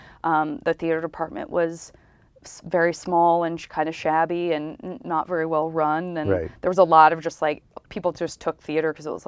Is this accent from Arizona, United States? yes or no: yes; Tucson, Arizona, United States; I was not. I was in Tucson. I'm from Tucson, Arizona.